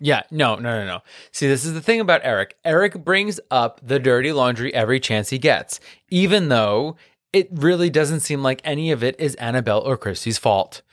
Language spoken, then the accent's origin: English; New York City, New York, United States; accent: Queens; with my accent, like, my queens will come out